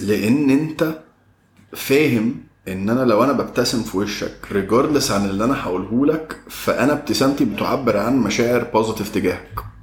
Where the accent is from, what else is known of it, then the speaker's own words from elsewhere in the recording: Egypt; عندنا في مصر إن إحنا اتربينا في بيوت